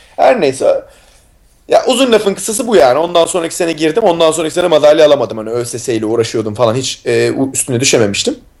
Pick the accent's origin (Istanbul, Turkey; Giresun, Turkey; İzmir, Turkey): Istanbul, Turkey; moved away; İstanbul'da doğdum büyüdüm.